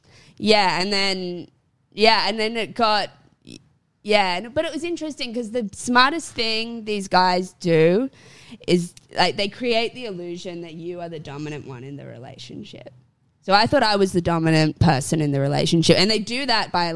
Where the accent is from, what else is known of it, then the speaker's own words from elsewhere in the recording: Port Macquarie, New South Wales, Australia; moved away as an adult; also born or lived in England / Sydney, Australia; now in Brisbane, Australia; I was in my hometown of Port Macquarie